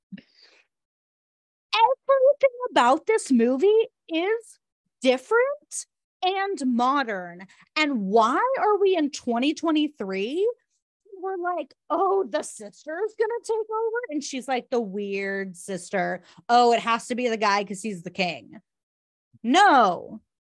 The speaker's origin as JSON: {"language": "English", "region": "Southern California", "country": "United States", "tie": "born or raised there", "also_born_or_lived": "outside New York", "moved": "yes", "lives_now": "New York, United States", "said": "I grew up in Southern California and now I live in, outside of New York"}